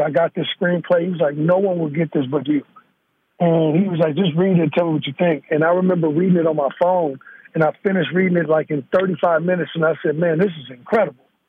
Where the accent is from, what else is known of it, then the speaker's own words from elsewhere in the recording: Gary, Indiana, United States; also born or lived in Chicago, Illinois; now in Northern California, United States; I'm born in Chicago, Illinois. I'm raised in Gary, Indiana